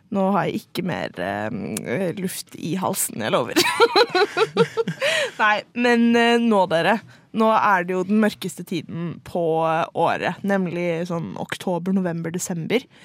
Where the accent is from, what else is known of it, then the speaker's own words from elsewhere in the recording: Bærum, Akershus, Norway; jeg er fra Bærum.